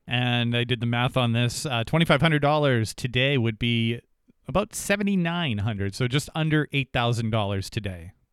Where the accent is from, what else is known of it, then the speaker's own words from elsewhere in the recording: Jaffrey, New Hampshire, United States; I grew up in Jaffrey, New Hampshire